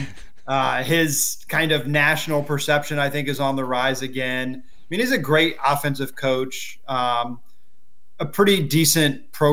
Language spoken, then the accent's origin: English; Ohio, United States; I'm born and raised in Ohio.